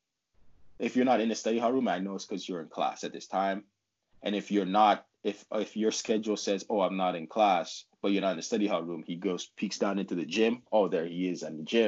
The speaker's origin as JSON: {"language": "English", "town": "Ottawa", "region": "Ontario", "country": "Canada", "said": "I'm from Ottawa, so I lived at home"}